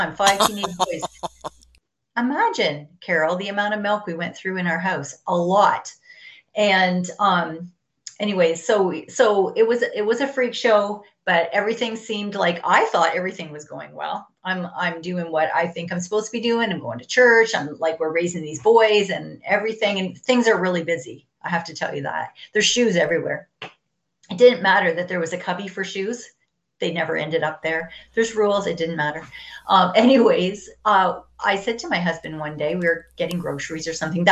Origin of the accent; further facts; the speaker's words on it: Ontario, Canada; So I was born in Ontario. I'm from Canada. I was born on a farm, or I was raised on a farm